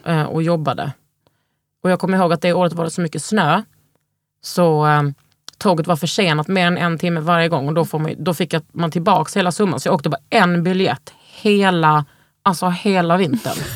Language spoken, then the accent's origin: Swedish; Lund, Skåne, Sweden; moved away; also born or lived in Malmö / Stockholm; Jag är ju från Lund, men liksom, jag har ändå bott i, i, i Malmö.